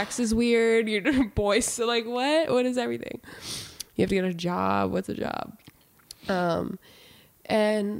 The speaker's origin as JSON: {"language": "English", "town": "Salem", "region": "Massachusetts", "country": "United States", "also_born_or_lived": "California", "moved": "yes", "said": "I'm from Salem, Massachusetts"}